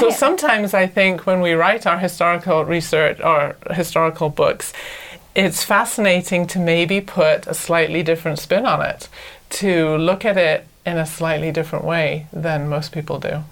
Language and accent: English; Anglesey, Wales, United Kingdom; moved away as an adult; now in United States; I'm from Anglesey, which is a little island off the north coast of Wales